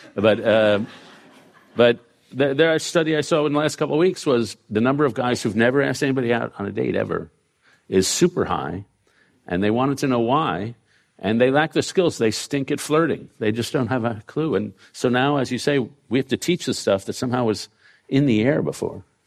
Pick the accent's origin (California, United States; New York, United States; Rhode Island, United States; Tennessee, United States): New York, United States; We grew up in New York at the same time.